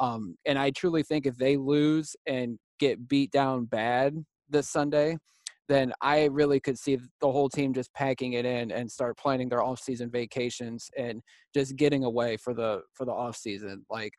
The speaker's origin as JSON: {"language": "English", "town": "Akron", "region": "Ohio", "country": "United States", "tie": "born or raised there"}